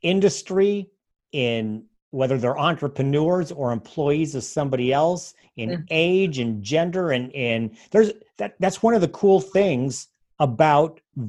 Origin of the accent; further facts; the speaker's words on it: Poulsbo, Washington, United States; a co-working facility in my hometown of Paulsbo, Washington, outside of Seattle